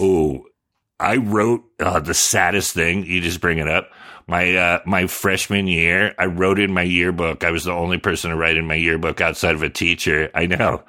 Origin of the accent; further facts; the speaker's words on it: Sonoma, California, United States; also born or lived in San Jose; by then I'd been there since fourth grade. I moved to Sonoma from San Jose